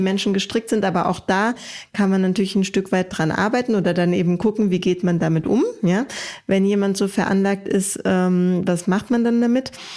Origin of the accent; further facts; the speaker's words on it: Germany; bei uns in Deutschland